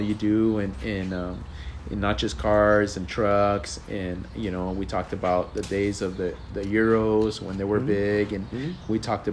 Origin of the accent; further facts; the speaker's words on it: Los Angeles, California, United States; I grew up in Sereno